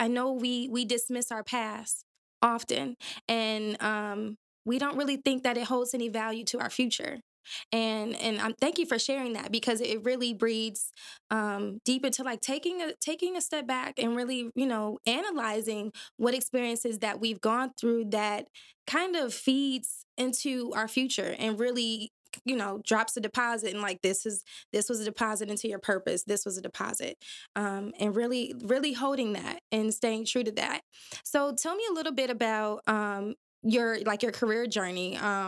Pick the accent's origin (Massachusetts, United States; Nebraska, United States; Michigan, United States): Michigan, United States; Detroit; now in Grand Rapids, United States; we are both transplants based in Grand Rapids, Michigan, but we're not from here. We are from Detroit City, okay?